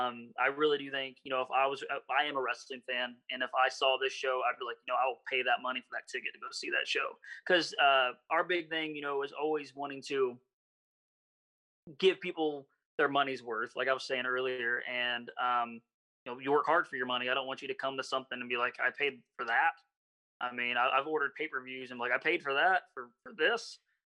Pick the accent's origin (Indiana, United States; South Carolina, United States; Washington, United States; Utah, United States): Indiana, United States; Terre Haute; moved away; I'm originally from Indiana